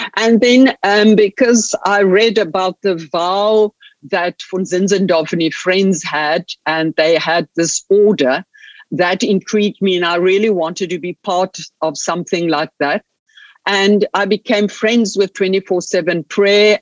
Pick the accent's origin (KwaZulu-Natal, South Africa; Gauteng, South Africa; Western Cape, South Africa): Western Cape, South Africa; Stellenbosch; also born or lived in Munich, Germany; I was born here in Stellenbosch in the winelands in the Cape, in uh, southern part of South Africa. Grew up here